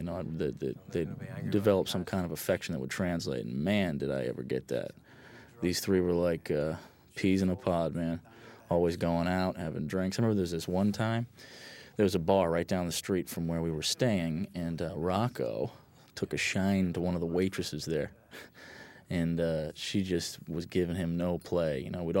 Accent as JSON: {"language": "English", "town": "Hartford", "region": "Connecticut", "country": "United States", "also_born_or_lived": "East Coast", "said": "You know, I'm from New England. I was born in Hartford, Connecticut, and lived all up and down the East Coast."}